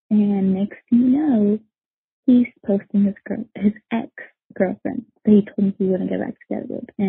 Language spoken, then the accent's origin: English; Canada; I'm from Canada.